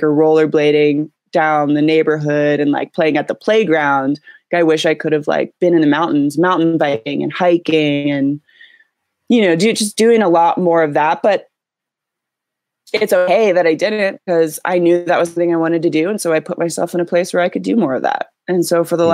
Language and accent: English; Columbus, Ohio, United States; moved away as an adult; now in California, United States; I grew up in central Ohio, in the suburbs of Columbus